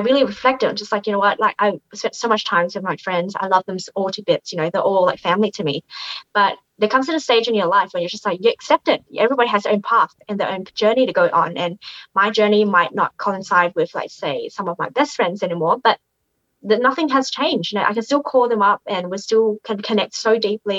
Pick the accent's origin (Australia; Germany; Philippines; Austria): Australia; moved away as an adult; now in Canada; growing up in Australia